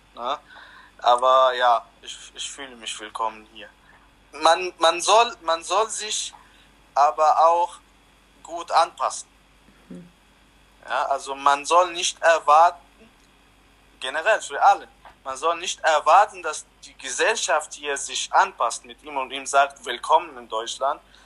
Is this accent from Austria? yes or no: no; Lebanon; now in Germany; Ich wurde im Libanon geboren